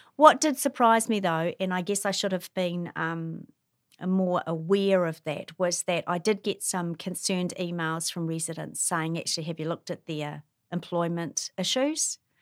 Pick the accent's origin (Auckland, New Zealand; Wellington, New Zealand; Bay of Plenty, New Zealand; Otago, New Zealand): Wellington, New Zealand; now in Hamilton, New Zealand; I grew up in Wellington